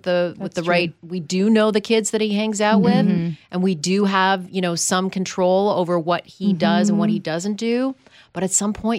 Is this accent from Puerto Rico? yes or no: no; Canada; moved away; I grew up in Canada and that was we left our doors open at night. It truly was a city that we really didn't see a lot of crime